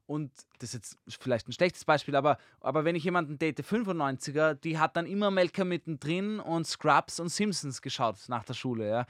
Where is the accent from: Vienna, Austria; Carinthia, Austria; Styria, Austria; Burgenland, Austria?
Vienna, Austria; also born or lived in Korneuburg, Lower Austria; Ich bin in Konneuburg geboren. Ja. Wurscht, da war früher eine gute Geburtsklinik, deswegen war ich dort. Ich bin Wiener und ich bin auf jeden Fall, glaube ich, durch und durch auch Wiener